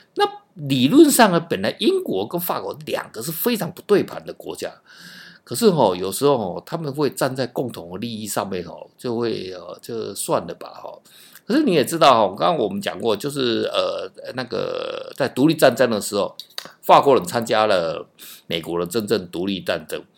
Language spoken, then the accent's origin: Chinese; Taiwan; 因为我们台湾人哦，是受 基本上是美式教育了哈